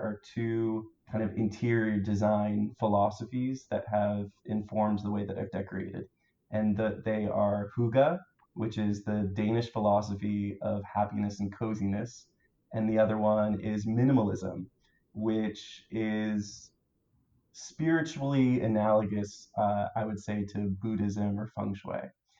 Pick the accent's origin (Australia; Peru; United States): United States; New Hampshire; moved away as an adult; also born or lived in Maryland; now in Baltimore, United States; I grew up in New Hampshire, but I moved to Maryland in 2011.